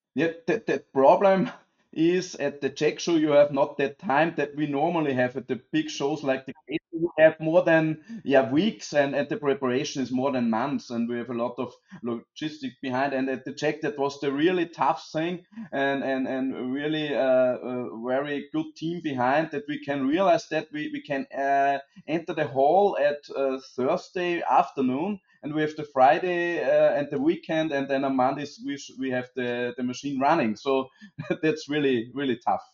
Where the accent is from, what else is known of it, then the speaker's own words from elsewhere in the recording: Austria; as you hear from me and from …, we are both from Austria